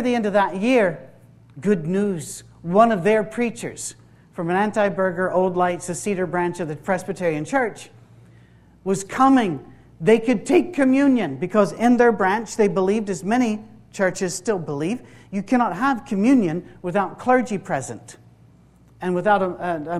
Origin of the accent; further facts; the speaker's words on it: Isle of Skye, Scotland, United Kingdom; I'm from the Isle of Skye, that's the west of Scotland as well.